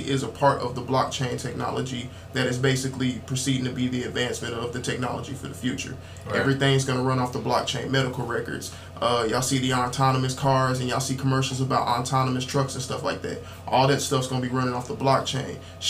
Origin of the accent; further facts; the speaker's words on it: Dayton, Ohio, United States; also born or lived in Columbus, Georgia; now in Covington, United States; Originally from Dayton, Ohio. Moved to Columbus, Georgia in 2011